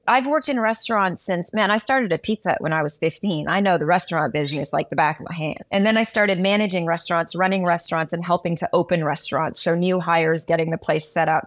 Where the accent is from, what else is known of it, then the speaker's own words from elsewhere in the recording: Montreal, Quebec, Canada; I'm from Montreal, Canada. I'm half Guyanese. South American